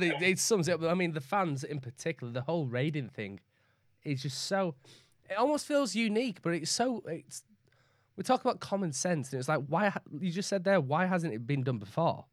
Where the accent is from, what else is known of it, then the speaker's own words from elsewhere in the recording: Leeds, Yorkshire and the Humber, United Kingdom; accent: Northern; also born or lived in West Bromwich / Barnsley / York; I was born in West Bromwich. I moved to Leeds when I was five. I moved then from Leeds to around, like, Barnsley and York and around the Yorkshire area